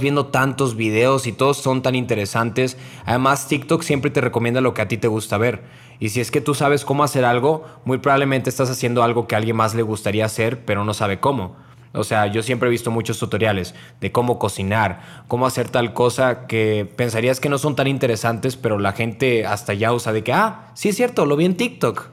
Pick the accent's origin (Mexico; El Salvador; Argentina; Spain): Mexico; Monterrey, Nuevo León; yo soy de Monterrey